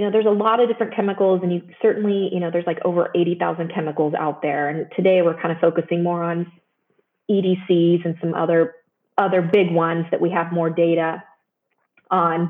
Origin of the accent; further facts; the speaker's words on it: Joplin, Missouri, United States; moved away as an adult; also born or lived in Chicago / San Antonio / Palo Alto / Dayton, Ohio; now in Cincinnati, United States; I grew up in Missouri, southwestern Missouri, in a town called Joplin.